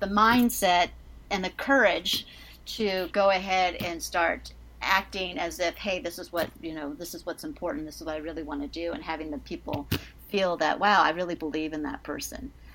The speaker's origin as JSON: {"language": "English", "town": "Seattle", "region": "Washington", "country": "United States", "moved": "as an adult", "lives_now": "New York, United States", "said": "I'm actually originally from the Seattle area. I've been actually living in New York, though, for gosh, 27 years"}